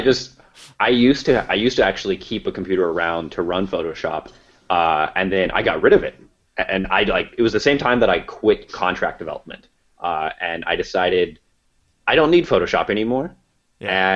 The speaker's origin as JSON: {"language": "English", "area": "Kansas and Nebraska", "region": "Midwest", "country": "United States", "said": "we're both from Midwest, Kansas and Nebraska"}